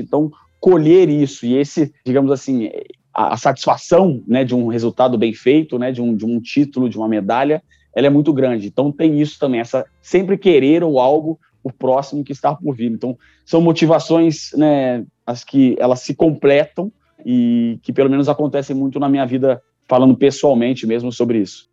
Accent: Rio de Janeiro, Brazil; o Maracanãzinho, né, um templo do esporte, onde eu nasci, que assisti muitos jogos ali dentro do Maracanãzinho

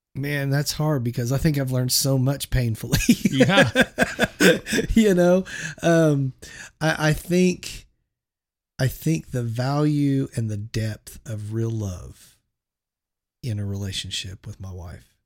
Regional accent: Shawnee, Oklahoma, United States; also born or lived in San Francisco Bay Area, California; we moved from the San Francisco area to Shawnee, Oklahoma

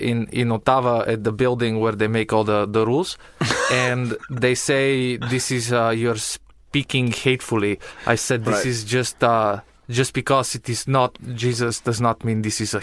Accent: Bulgaria; English is a second language; moved away; I am from Bulgaria

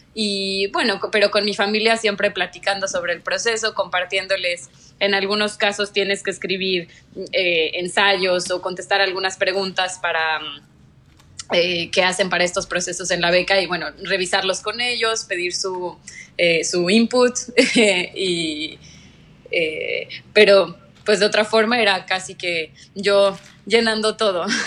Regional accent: Mexico; moved away as an adult; also born or lived in Mexico City / Lund, Sweden; now in Malaysia; siempre soy 100% orgullosamente mexicana

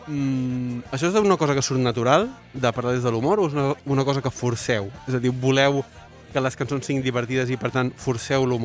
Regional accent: Sant Cugat, Catalonia, Spain; Jo sóc de Sant Cugat.

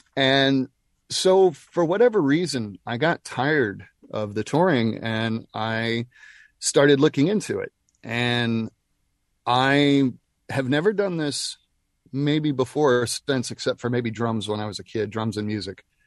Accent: Nashville, Tennessee, United States; We're both from Nashville

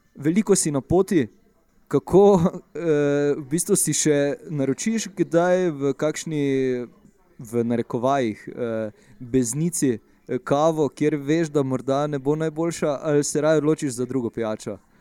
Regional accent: Maribor, Slovenia; smo oba iz Maribora

